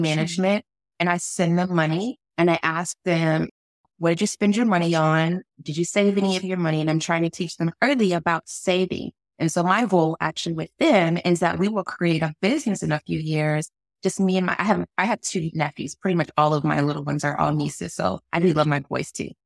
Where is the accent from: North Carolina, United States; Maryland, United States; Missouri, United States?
Missouri, United States; St. Louis; now in Washington, D.C., United States; I am a little girl from Saint Louis, Missouri